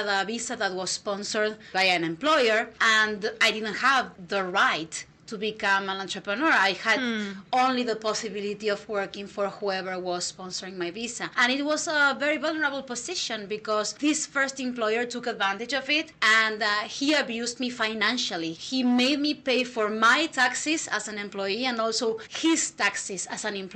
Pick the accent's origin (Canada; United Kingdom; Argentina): Argentina; English is a second language; now in United States; I'm an immigrant. I'm from Argentina originally.